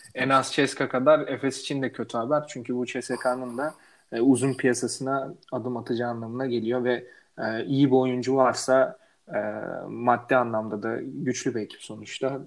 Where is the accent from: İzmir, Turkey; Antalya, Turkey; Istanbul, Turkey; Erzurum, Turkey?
Erzurum, Turkey; ben de Erzurumluyum